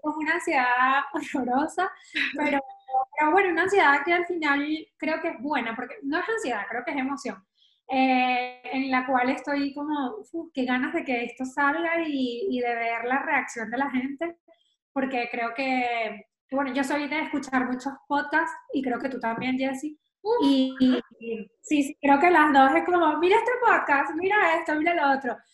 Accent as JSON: {"language": "Spanish", "country": "Venezuela", "moved": "as an adult", "lives_now": "Madrid, Spain", "said": "vivo en Madrid, soy venezolana, llevo unos cuantos años por acá"}